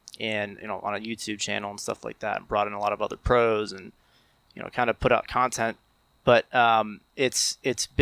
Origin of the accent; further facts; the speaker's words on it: Morris County, New Jersey, United States; growing up in Morris County